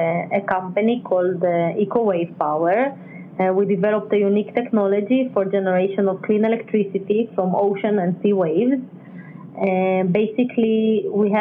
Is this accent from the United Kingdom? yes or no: no; Ukraine; now in Israel; I was born, although I live in Israel, I was born in Ukraine.